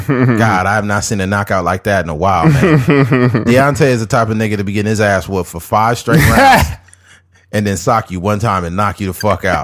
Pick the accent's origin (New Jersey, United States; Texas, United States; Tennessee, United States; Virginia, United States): Texas, United States; You know, back when I grew up in Texas, we worked on a ranch and played football all day long.